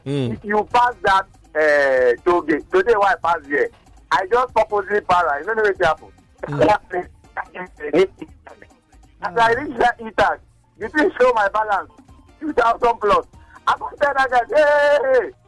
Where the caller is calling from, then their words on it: Ikoyi, Lagos, Nigeria; I'm calling from Ikoyi.